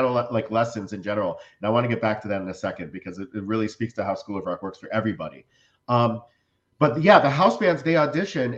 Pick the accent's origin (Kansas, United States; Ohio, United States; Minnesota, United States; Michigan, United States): Ohio, United States; Cleveland; also born or lived in New York; now in Florida, United States; I'm from Cleveland